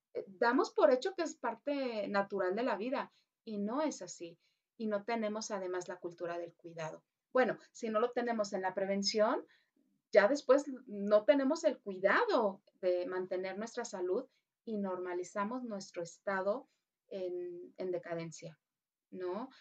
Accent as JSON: {"language": "Spanish", "country": "Mexico"}